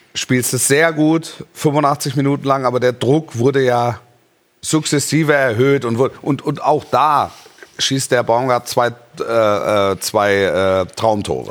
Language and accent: German; Stuttgart, Baden-Württemberg, Germany; ich bin in der Region Stuttgart groß geworden